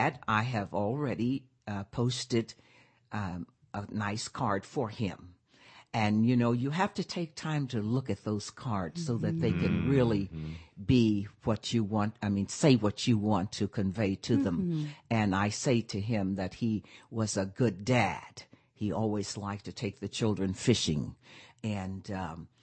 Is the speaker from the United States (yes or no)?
yes; Pine Bluff, Arkansas, United States; my hometown, I'm from Pine Bluff, Arkansas